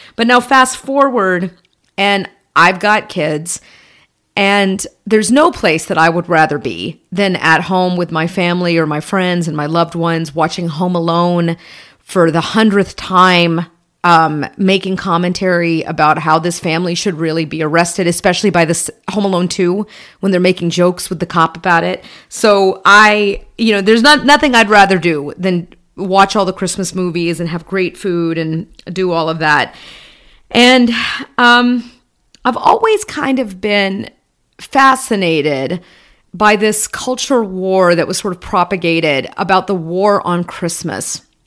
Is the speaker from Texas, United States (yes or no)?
no; Atlanta, Georgia, United States; Growing up in Atlanta, just south of the city in Georgia, in the Bible Belt